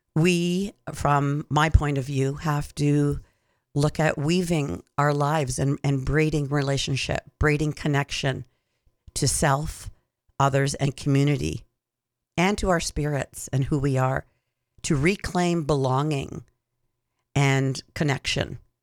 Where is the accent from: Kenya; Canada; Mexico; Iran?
Canada; Six Nations of the Grand River, Ontario; also born or lived in Hamilton, Ontario; I was born in Hamilton, Ontario, and lived on Six Nations of the Grand. Went to school there until I went to high school